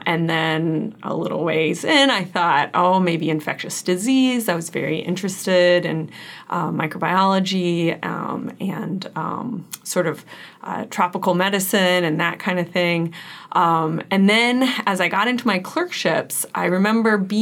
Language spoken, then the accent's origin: English; Kansas, United States; moved away as an adult; now in Wisconsin, United States; I am originally from Kansas. I grew up outside of a small town on an organic farm